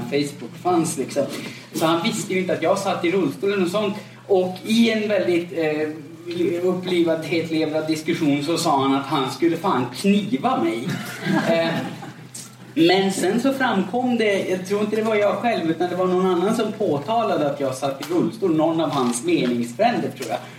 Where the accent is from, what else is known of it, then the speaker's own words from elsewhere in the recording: Gällivare, Norrbotten County, Sweden; now in Gothenburg, Sweden; jag är född och uppvuxen i eh, övre Norrlands inland, uppe i Gällivare